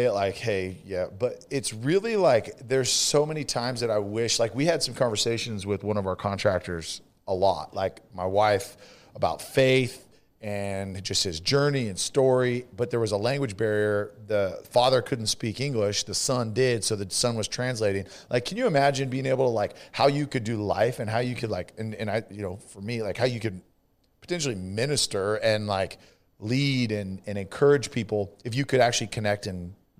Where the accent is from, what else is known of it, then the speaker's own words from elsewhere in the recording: California, United States; California, same.